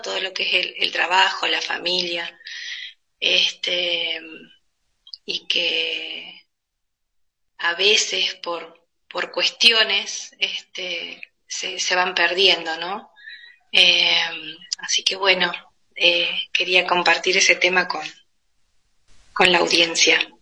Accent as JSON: {"language": "Spanish", "country": "Argentina", "said": "orgullosa de ser argentina"}